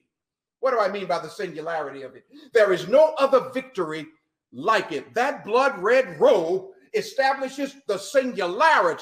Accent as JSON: {"language": "English", "town": "New Orleans", "region": "Louisiana", "country": "United States", "said": "I'm from Louisiana, New Orleans, and the people down there, the French Creoles"}